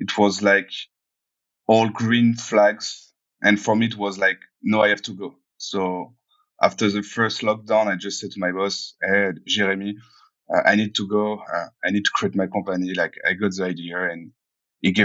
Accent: Cognac, Nouvelle-Aquitaine, France; moved away; I came from Cognac. It's a small city in France.

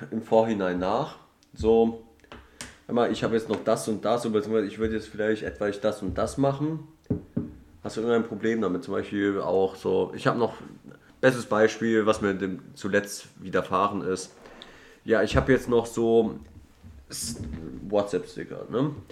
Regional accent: Düsseldorf, North Rhine-Westphalia, Germany; Ich komme aus Düsseldorf

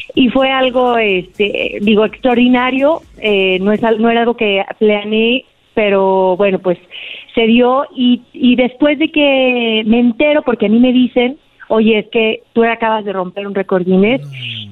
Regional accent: Aguascalientes, Mexico; Yo soy de Aguascalientes

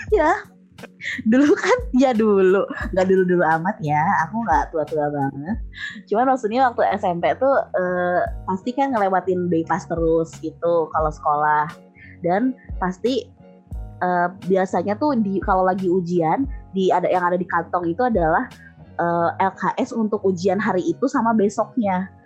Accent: Bandung, West Java, Indonesia; moved away as an adult; now in Hungary; aku lahir di Bandung, terus pindah karena orang tua kerja, nah, terus balik lagi ke Bandung. Jadi mungkin aku baru empat belas kali ya, empat belas tahun di Bandung.

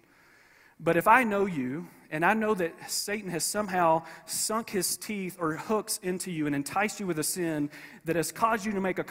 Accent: Paris, Kentucky, United States; I'm from Paris, Kentucky

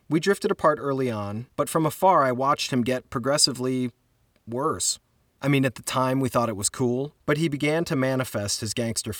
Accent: Cleveland, Ohio, United States; I'm from Cleveland, Ohio

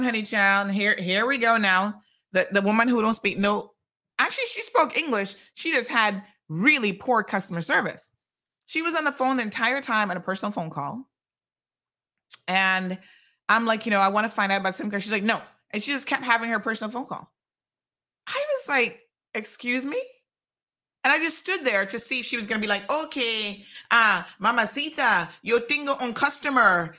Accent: United States; now in Cayman Islands; I grew up in the States

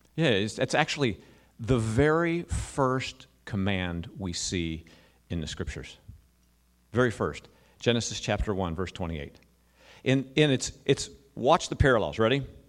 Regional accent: United States; we as American Christians

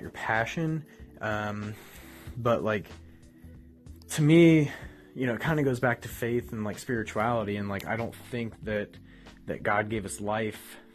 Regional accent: Ohio, United States; I grew up in Ohio

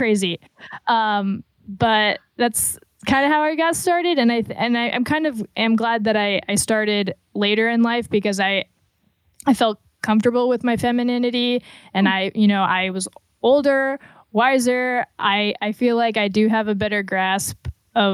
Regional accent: Florida, United States; moved away as an adult; also born or lived in Atlanta / Detroit / Chicago; now in Indiana, United States; I grew up in Florida

